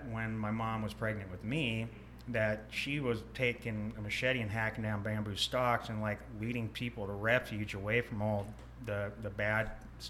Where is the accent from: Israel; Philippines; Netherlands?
Philippines; born there; I was born on base in the Philippines, mm-hmm. In the mid 80s.